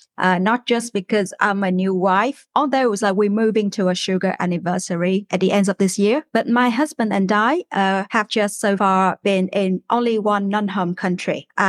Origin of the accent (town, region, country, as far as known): Ho Chi Minh City, Vietnam; born or raised there; English is a second language; moved away as an adult; now in Brunei